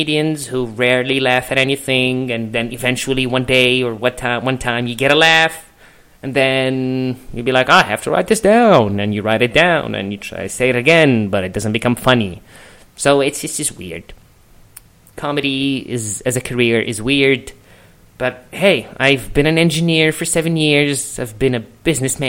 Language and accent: English; Egypt; moved away as an adult; now in Los Angeles, United States; I'm a comedian, I'm from Egypt, which kind of explains the accent